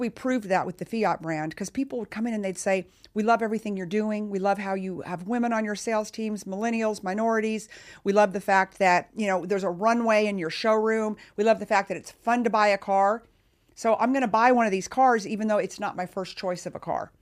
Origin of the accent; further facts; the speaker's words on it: Texas, United States; I'm from Texas